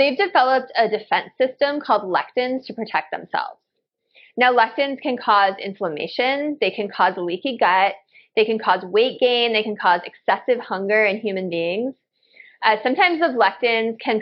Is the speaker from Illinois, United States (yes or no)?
yes; Chicago, Illinois, United States; I grew up in Chicago